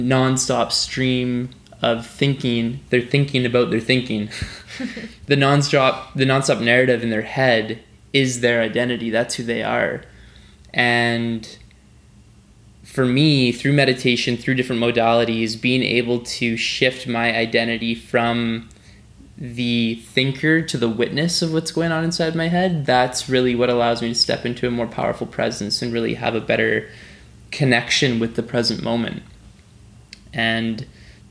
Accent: Vancouver Island, British Columbia, Canada; growing up on Vancouver Island in BC, I went to Christian summer camp

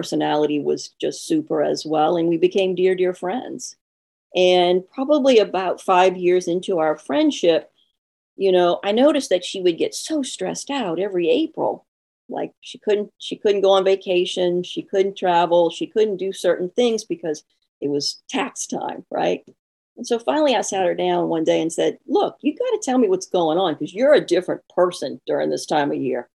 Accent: New Orleans, Louisiana, United States; accent: Southern; also born or lived in North Shore, Louisiana; I was born and raised in New Orleans, so I'm a Southern girl. Every now and then you'll pick that up in my accent

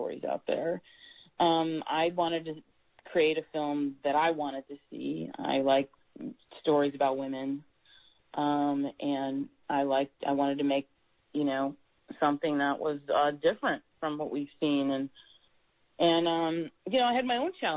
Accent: New York, United States; moved away as an adult; also born or lived in Buffalo, New York / Rochester, New York; now in Los Angeles, United States; I'm from New York

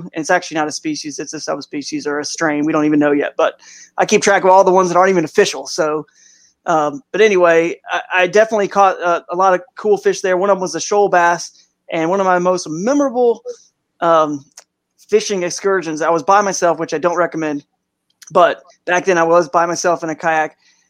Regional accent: the South, United States; now in Cleveland, United States; And I now live in, I moved from the South where I grew up and now in Northeast Ohio in the Cleveland Akron area.

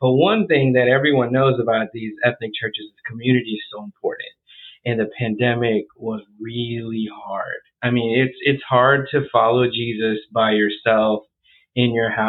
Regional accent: United States; born there; So I was born here in the United States.

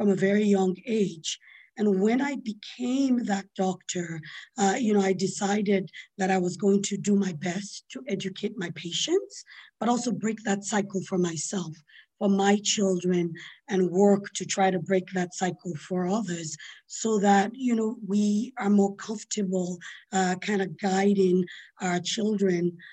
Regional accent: Sierra Leone; I grew up in Sierra Leone, in West Africa

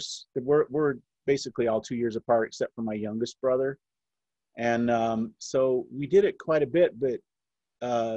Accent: South Jordan, Utah, United States; I was born and raised here in Utah

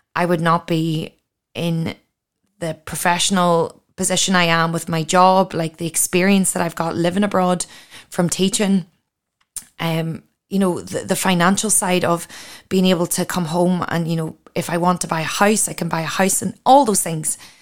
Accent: Ireland; moved away as an adult; now in Australia

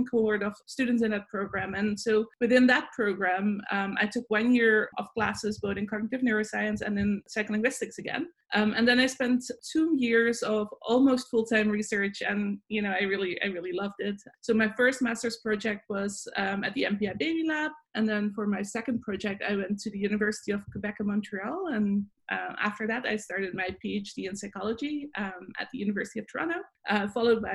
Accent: Netherlands; moved away as an adult; now in Buffalo, United States; I'm originally from the Netherlands, so I grew up there

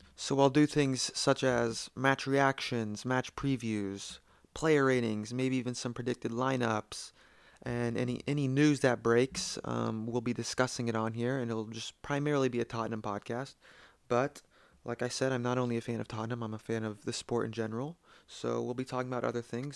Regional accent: United States; I'm from the United States

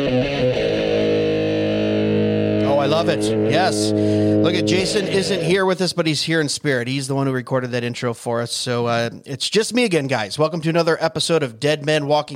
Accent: Michigan, United States; I grew up in Michigan

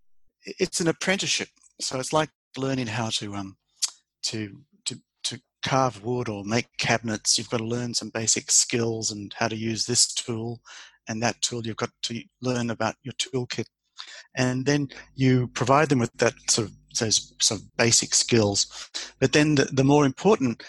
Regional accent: Australia; moved away as an adult; also born or lived in Queensland; now in Denmark; I'm the Australian

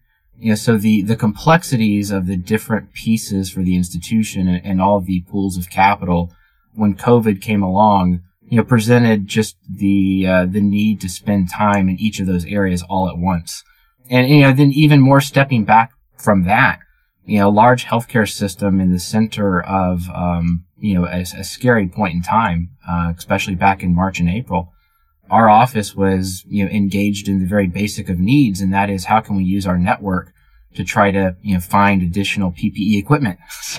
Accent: Dallas, Texas, United States; moved away; I grew up in Dallas, Texas, and you know, still have family back that direction.

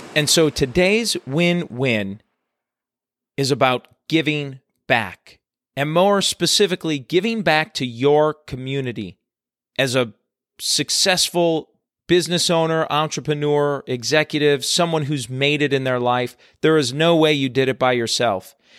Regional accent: Chicago, Illinois, United States; moved away; my roots are back in Chicago. I'm originally from from the Chicago area

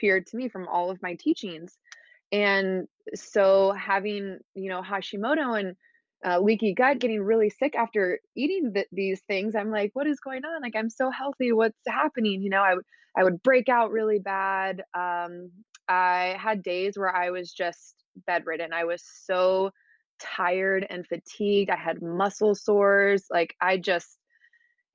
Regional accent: Houston, Texas, United States; moved away as an adult; now in Laguna Beach, United States; I'm from Houston, Texas, and I currently live in Laguna Beach, California

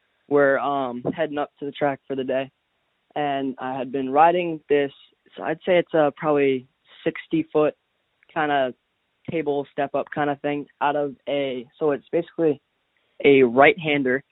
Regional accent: Massachusetts, United States; I am from Massachusetts. I've lived here my whole life.

